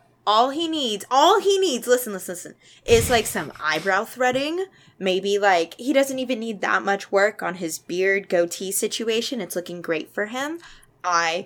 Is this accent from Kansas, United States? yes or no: no; Chicago, Illinois, United States; I'm from Chicago